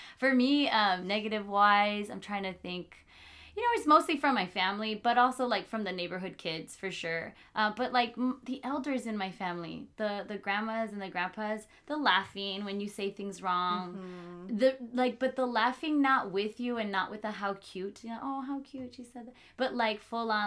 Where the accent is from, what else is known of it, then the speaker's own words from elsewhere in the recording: Whittier, California, United States; I grew up in Whittier